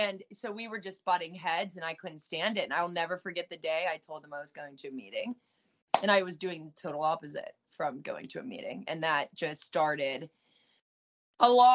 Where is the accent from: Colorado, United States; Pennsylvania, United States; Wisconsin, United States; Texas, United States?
Pennsylvania, United States; Pittsburgh; moved away as an adult; also born or lived in Orange County, California; I did a lot of running back and forth from Pittsburgh, Pennsylvania to California